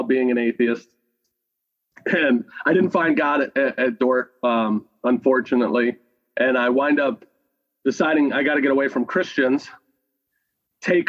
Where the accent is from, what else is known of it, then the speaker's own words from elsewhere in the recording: St. Louis, Missouri, United States; now in Saint Bonifacius, United States; I grew up in St. Louis, Missouri